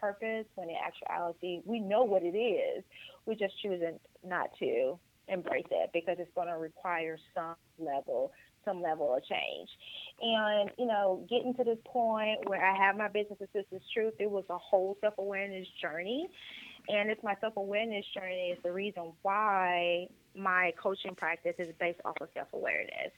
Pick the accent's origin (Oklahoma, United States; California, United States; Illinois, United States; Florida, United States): Illinois, United States; Chicago Heights; moved away as an adult; also born or lived in Atlanta, Georgia; now in Houston, United States; originally from Chicago Heights, Illinois, born and raised, with school at Clark Atlanta University in Atlanta, Georgia.